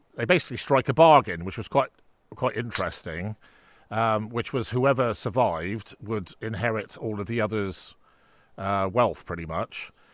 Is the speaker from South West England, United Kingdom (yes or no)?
yes; Bridgwater, South West England, United Kingdom; I was born in Bridgewater